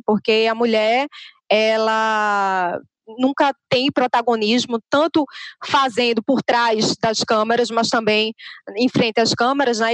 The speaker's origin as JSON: {"language": "Portuguese", "town": "Recife", "region": "Pernambuco", "country": "Brazil", "accent": "nordestino", "said": "eu sou de Recife, eu falo Recife."}